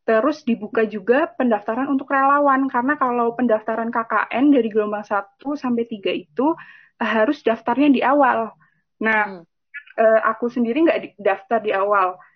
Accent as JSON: {"language": "Indonesian", "town": "Tegal", "region": "Central Java", "country": "Indonesia", "said": "saya kan asli Tegal gitu."}